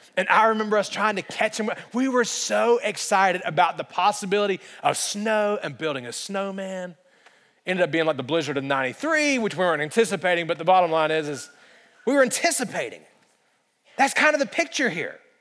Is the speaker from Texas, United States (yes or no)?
no; central Alabama, United States; moved away; I grew up in the state of Alabama, and in central Alabama, it just does not snow